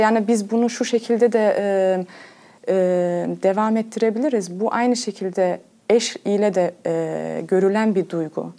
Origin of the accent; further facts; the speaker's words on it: Cologne, North Rhine-Westphalia, Germany; doğuma büyüme Almanya Köln şehrinde kalıyorum. Almanya'da Köln şehrinde doğdum.